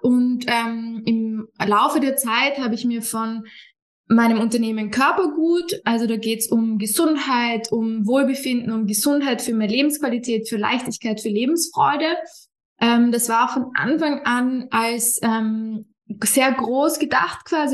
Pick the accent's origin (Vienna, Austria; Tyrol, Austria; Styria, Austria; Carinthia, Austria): Vienna, Austria; Ich komme ursprünglich aus Wien, wohne ein bisschen außerhalb von Wien